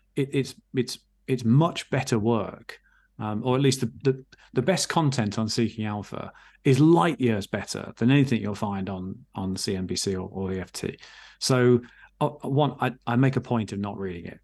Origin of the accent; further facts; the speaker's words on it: England, United Kingdom; I'm English, as you can hear, um, at, at least by passport